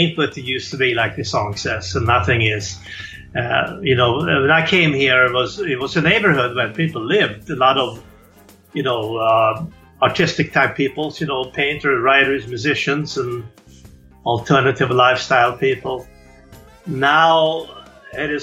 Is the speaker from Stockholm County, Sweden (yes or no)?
yes; Stockholm, Stockholm County, Sweden; moved away as an adult; also born or lived in New York; now in New Orleans, United States; I was born in Sweden, and Stockholm was my hometown